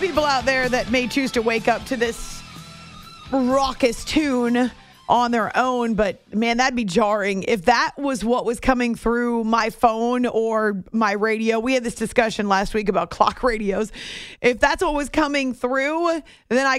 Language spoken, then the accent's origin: English; New England, United States; I grew up in New England